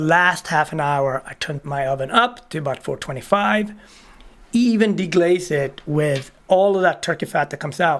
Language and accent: English; Sweden; moved away as an adult; also born or lived in Ethiopia; now in United States; being a Swede and becoming American